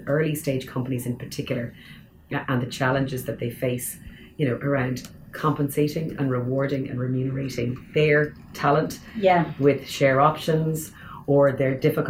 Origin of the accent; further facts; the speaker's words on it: Dublin, Leinster, Ireland; moved away as an adult; being somebody who was born and bred in Dublin, has chosen to stay here in Dublin after spending many years, you know, time abroad. You know, you come back and stayed here in Ireland.